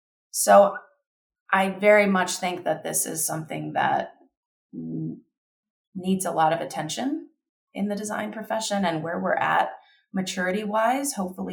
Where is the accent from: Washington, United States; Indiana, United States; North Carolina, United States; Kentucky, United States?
Kentucky, United States; I grew up in Kentucky.